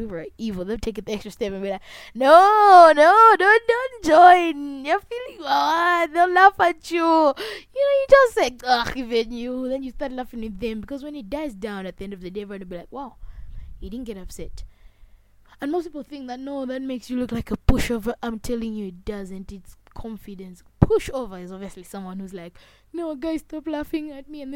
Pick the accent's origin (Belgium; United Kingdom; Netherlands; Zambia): Zambia; I'm not proud of how I sound as a Zambian. I don't care about my accent